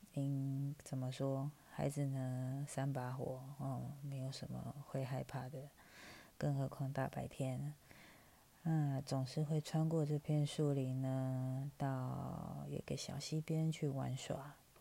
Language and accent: Chinese; Taipei, Taiwan; 我来自台北，四十来岁，快五十了